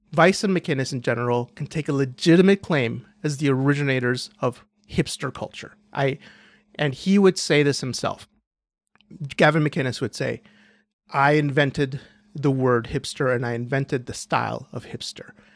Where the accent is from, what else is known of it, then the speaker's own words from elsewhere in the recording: Canada; this is my perspective as a Canadian